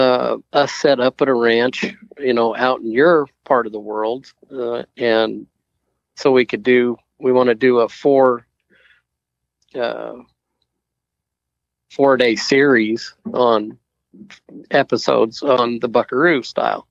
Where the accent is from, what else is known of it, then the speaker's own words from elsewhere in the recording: Idaho, United States; moved away as an adult; also born or lived in Las Vegas / California; now in Texas, United States; I'm originally from Idaho, and that's kind of how I ended up moving to Las Vegas, which ended up moving me to California, which eventually ended up moving me to Texas